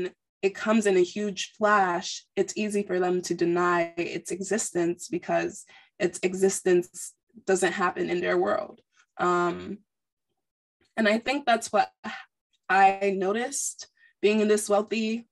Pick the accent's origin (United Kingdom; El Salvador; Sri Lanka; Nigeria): Nigeria; I'm Nigerian.